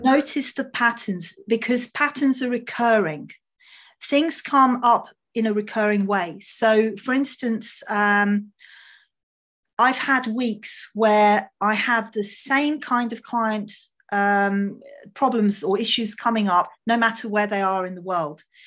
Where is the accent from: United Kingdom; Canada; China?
United Kingdom; England; My parents are Hungarian, so, um, I, I mean, I was born in England